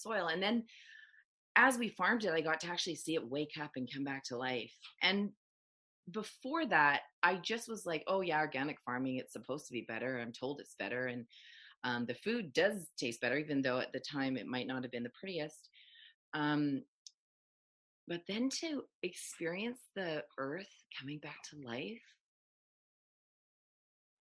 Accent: Chilliwack, British Columbia, Canada; also born or lived in Matsqui, British Columbia; we moved from Chilliwack, BC from Matsqui, BC to Chilliwack, BC

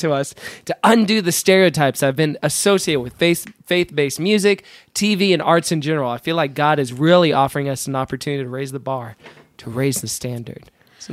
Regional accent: Houston, Texas, United States; moved away; my hometown of Houston

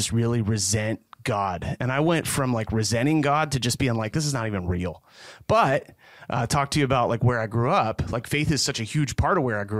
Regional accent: Belleville, Pennsylvania, United States; So I grew up right outside of Belleville, Pennsylvania. So you either know it or you don't.

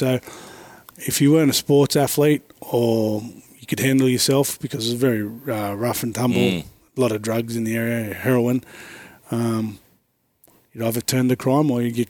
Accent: Sydney, New South Wales, Australia; I grew up in Alexandria, Redfern in the 80s, which was pretty rough and tumble.

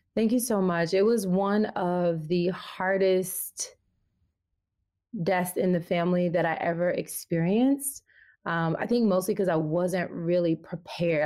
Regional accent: the South, United States; moved away; growing up in the South

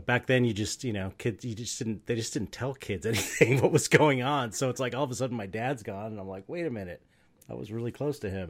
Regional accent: Southern California, United States; I grew up in Southern California

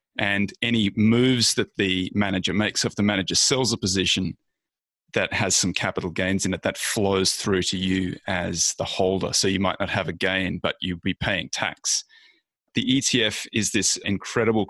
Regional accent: Australia; moved away as an adult; now in United States; I'm clearly Australian. I've been in the States for about a decade now.

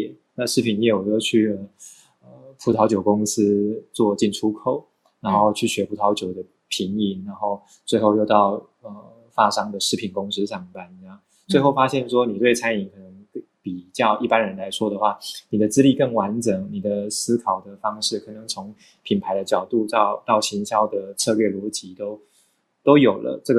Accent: Changhua County, Taiwan; also born or lived in Taichung / Taipei; now in Hualien, Taiwan; 我是彰化人，但是念书生活在台中，然后后来毕业之后就到台北上班，然后现在在花莲。

